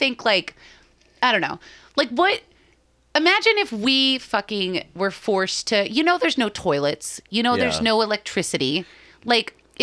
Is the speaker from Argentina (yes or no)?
no; Boston, Massachusetts, United States; we're all from Boston